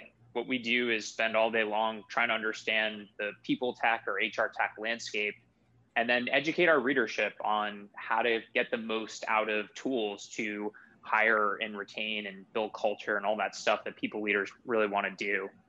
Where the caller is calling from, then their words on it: Boston, Massachusetts, United States; I'm calling in from my home office in Boston, Massachusetts.